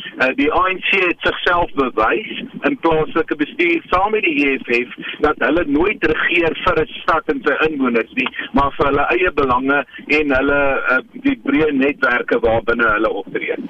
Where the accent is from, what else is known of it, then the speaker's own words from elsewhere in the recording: South Africa; ons as Suid-Afrikaners